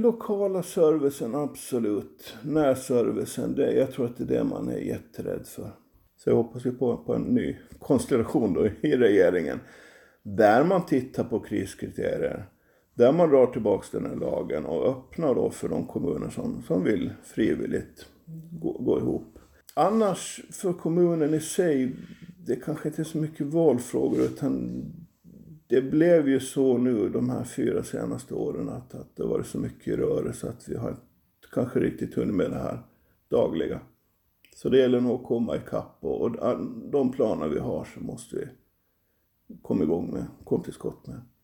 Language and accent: Swedish; Finström, Åland Islands; Jag kommer från Finspång från början, jag kommer från Grälsby.